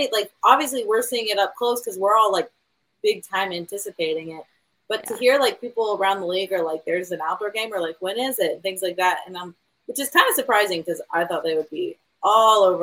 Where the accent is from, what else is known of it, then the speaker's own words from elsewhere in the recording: North Carolina, United States; "Where are you from?" I said North Carolina, and I'm like North Kakalaki.